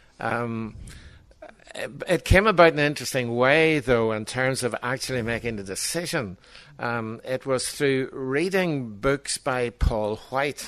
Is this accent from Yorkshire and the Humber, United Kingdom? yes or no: no; Armagh, Northern Ireland, United Kingdom; also born or lived in Belfast; I was born in Johnson House, up in Belfast. I was brought up in Armagh, ecclesiastical capital of Ireland